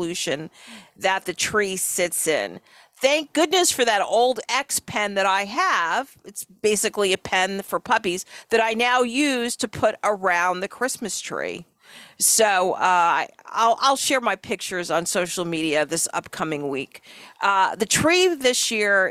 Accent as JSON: {"language": "English", "region": "New York", "country": "United States", "moved": "yes", "lives_now": "Florida, United States", "said": "I'm from New York"}